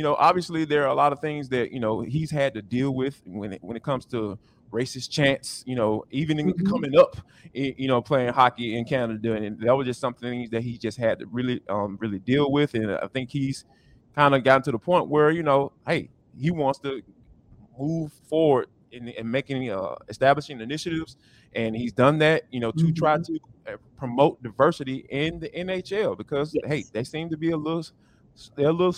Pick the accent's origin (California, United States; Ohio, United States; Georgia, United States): Georgia, United States; Atlanta; here in Atlanta, growing up in Atlanta